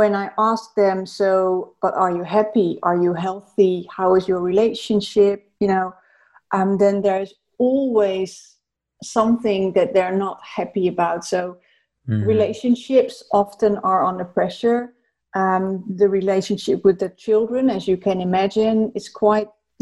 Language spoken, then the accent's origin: English; Netherlands; moved away as an adult; also born or lived in South Africa / London; I'm Dutch, by the way, so I'm from the Netherlands.